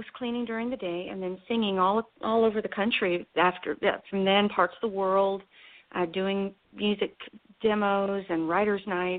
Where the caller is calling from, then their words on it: Franklin, Tennessee, United States; I'm calling from my home in Franklin, Tennessee.